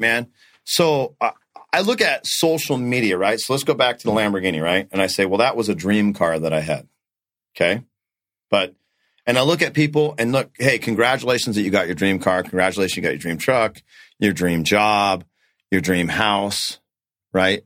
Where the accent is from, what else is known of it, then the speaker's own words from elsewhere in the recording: North Dakota, United States; now in Arizona, United States; I was born in North Dakota